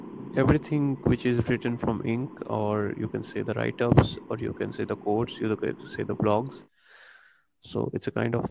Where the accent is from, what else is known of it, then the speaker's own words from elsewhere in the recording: India; Yeah, I'm from India.